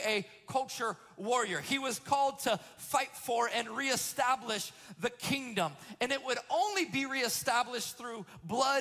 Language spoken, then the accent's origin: English; Florida, United States; I'm first generation Floridian, the product of Alabama and Georgian love